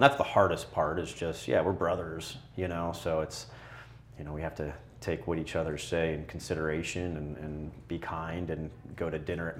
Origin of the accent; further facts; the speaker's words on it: St. Louis, Missouri, United States; I think obviously, you know, we're from St. Louis and that helps a lot.